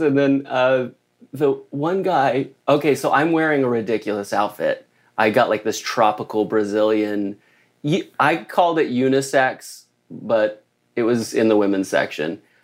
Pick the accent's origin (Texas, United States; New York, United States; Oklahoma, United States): Oklahoma, United States; now in Southern California, United States; I grew up in Oklahoma